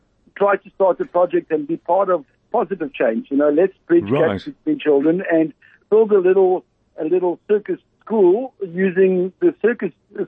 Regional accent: Cape Town, Western Cape, South Africa; moved away as an adult; my hometown, Cape Town.

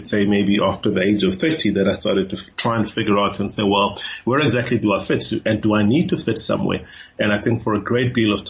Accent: Cape Town, Western Cape, South Africa; first language Xhosa; English is a second language; I grew up in Cape Town.

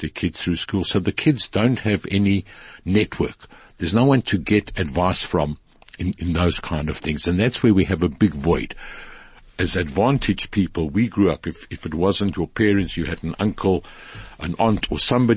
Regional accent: Durban, KwaZulu-Natal, South Africa; I grew up in Sydenham.

